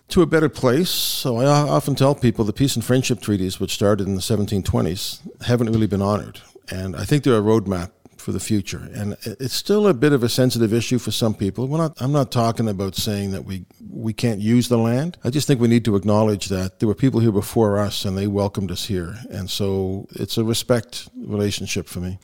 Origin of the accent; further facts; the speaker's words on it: Dartmouth, Nova Scotia, Canada; also born or lived in Belfast, Northern Ireland; I'm very proud to be a Dartmouth guy, although I was born overseas